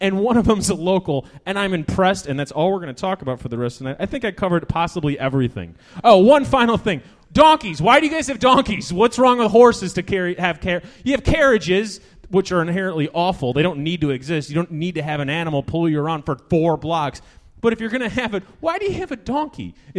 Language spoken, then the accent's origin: English; Washington, District of Columbia, United States; I come from Washington, D.C. There's nothing good about the comedy scene there other than the comics.